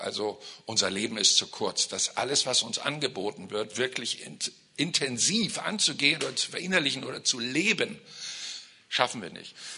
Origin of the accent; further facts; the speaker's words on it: Germany; als Deutsche